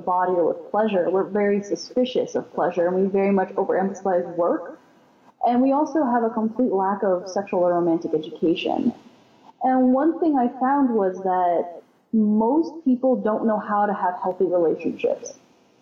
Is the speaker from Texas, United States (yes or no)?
yes; Houston, Texas, United States; I was raised in Houston, Texas